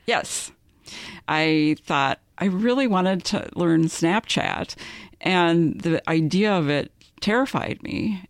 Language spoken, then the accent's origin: English; Minnesota, United States; we're both from Minnesota